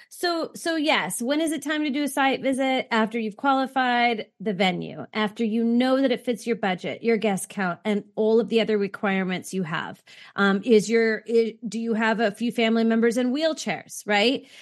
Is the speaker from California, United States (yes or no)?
yes; California, United States; growing up in California